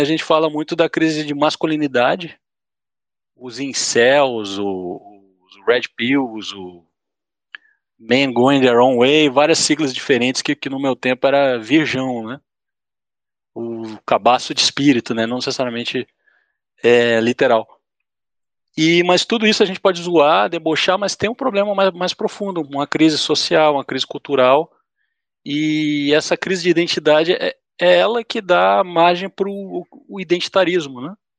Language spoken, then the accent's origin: Portuguese; Brasília, Federal District, Brazil; moved away as an adult; now in São Paulo, Brazil; eu sou do, do Centro-Oeste, né? Eu cresci em Brasília. Quando eu vim morar em São Paulo